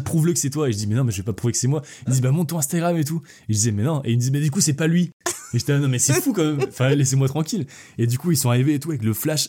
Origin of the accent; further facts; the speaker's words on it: Quimperlé, Brittany, France; also born or lived in Lorient; Je suis né à Quimperlé